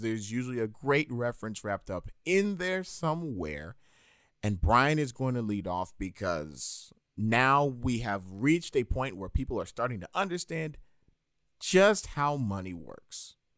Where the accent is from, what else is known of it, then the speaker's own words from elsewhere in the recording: New York, United States; As a New Yorker